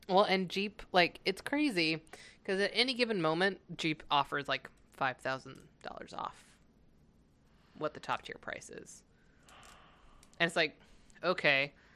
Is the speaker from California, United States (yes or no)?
yes; California, United States; now in Minnesota, United States; growing up in California, I had a few people ask me if I was from the Midwest